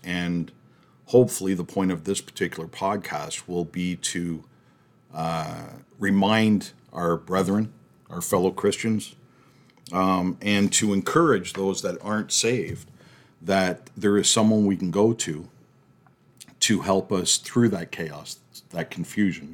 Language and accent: English; Canada; we're from Canada